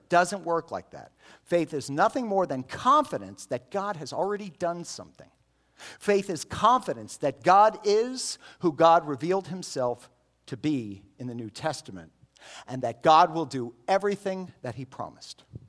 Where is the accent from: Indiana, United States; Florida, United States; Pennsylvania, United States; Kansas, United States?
Florida, United States; Miami; I grew up in Miami